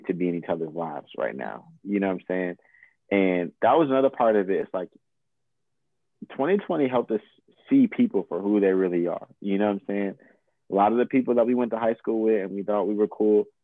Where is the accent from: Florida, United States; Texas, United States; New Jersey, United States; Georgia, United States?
New Jersey, United States; also born or lived in Chapel Hill, North Carolina; now in Chapel Hill area, North Carolina, United States; I'm from Jersey